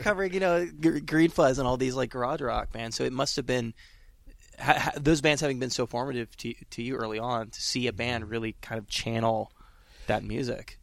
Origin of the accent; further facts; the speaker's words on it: California, United States; I'm from California originally.